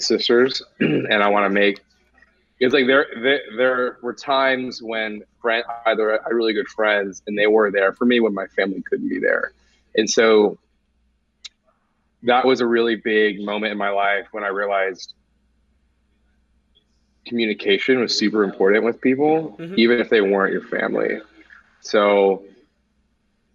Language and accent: English; Newton, New Jersey, United States; now in San Diego, United States; I was in the womb in New Jersey